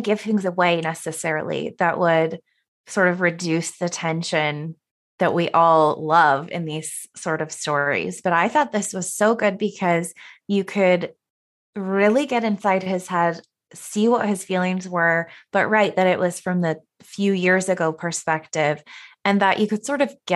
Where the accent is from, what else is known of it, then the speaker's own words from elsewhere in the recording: Sacramento, California, United States; now in Cleveland, United States; I am also from the Sacramento area